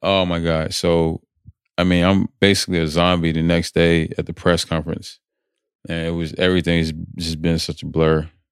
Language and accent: English; North Carolina, United States; moved away as an adult; also born or lived in Atlanta, Georgia; where I grew up in North Carolina